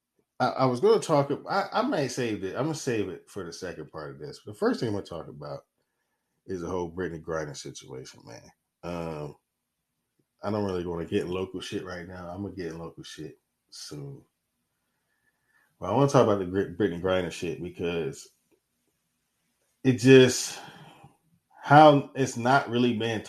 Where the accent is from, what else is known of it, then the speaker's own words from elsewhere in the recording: Knoxville, Tennessee, United States; Also, I'm born in Knoxville. I grew up in Tennessee.